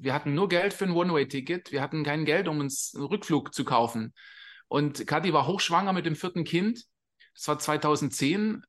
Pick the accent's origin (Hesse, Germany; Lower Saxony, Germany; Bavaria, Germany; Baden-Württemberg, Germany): Baden-Württemberg, Germany; Swabia; moved away as an adult; also born or lived in England; now in Costa Rica; wir kommen aus Süddeutschland, wir sind Schwabe und da ist steimler benz in Sindelfinger